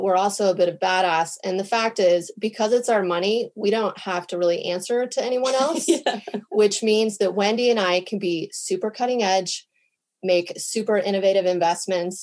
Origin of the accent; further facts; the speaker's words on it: United States; now in Stockholm, Sweden; I'm American